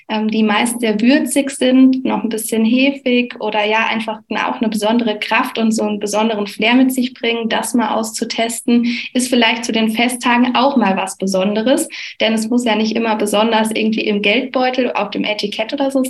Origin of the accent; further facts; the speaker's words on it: Flonheim, Rhineland-Palatinate, Germany; denn in Flohnheim, in dem Ort, wo ich herkomme, gibt es Ortsweinmajestäten.